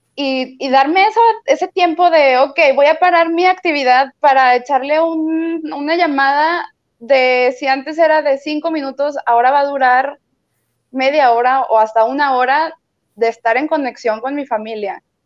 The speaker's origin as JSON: {"language": "Spanish", "town": "Torreón", "region": "Coahuila", "country": "Mexico", "moved": "yes", "lives_now": "Monterrey, Mexico", "said": "yo no soy de aquí de Monterrey, yo soy de Torreón"}